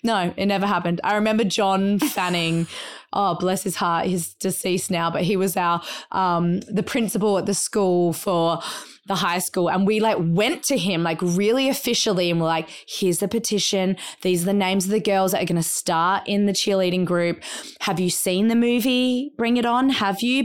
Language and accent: English; Adelaide, South Australia, Australia; moved away; we grew up in Australia